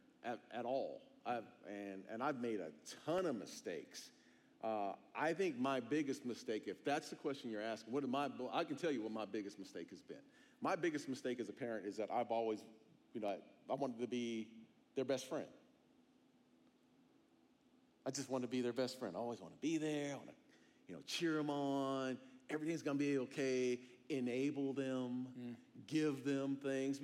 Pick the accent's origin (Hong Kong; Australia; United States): United States; Phoenix, Arizona; moved away; I'm from Arizona. I'm from Phoenix.